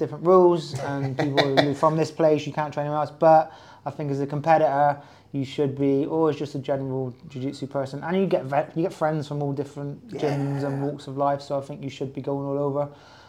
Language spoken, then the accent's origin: English; Plymouth, South West England, United Kingdom; my hometown's Plymouth